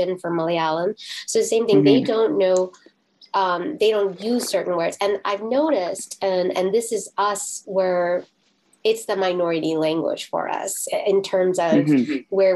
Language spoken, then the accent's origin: English; Miami, Florida, United States; also born or lived in Brooklyn, New York; I grew up in Miami in South Florida